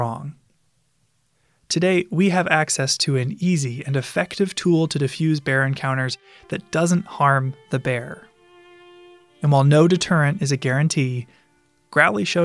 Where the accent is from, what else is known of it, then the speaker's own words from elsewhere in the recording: Columbus, Ohio, United States; I grew up in Columbus and spent a lot of time as a kid at the Columbus Zoo